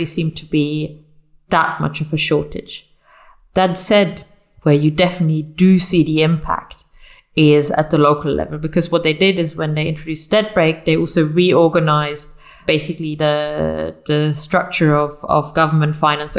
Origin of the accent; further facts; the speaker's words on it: Munich, Bavaria, Germany; I come from Munich, which some of your listeners may know because of the Oktoberfest